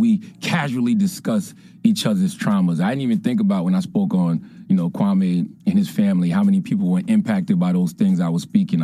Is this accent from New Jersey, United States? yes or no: no; Moncks Corner, South Carolina, United States; moved away; my hometown of Monk's Corner, South Carolina